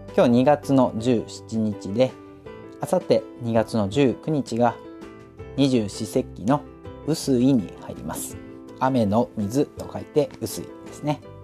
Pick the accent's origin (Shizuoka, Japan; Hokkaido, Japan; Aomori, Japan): Hokkaido, Japan; now in Saitama, Japan; 私実は今は埼玉にいますけれども、あの、雪国北海道出身なので